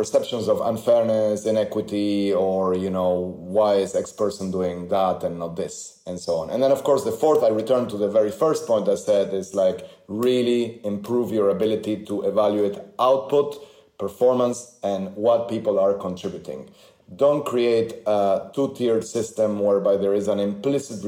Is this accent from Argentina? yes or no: yes; Argentina; moved away; I grew up in Argentina